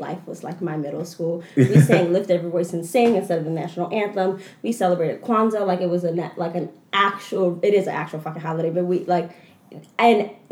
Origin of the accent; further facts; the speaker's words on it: Philadelphia, Pennsylvania, United States; moved away as an adult; Philadelphia has shaped my entire identity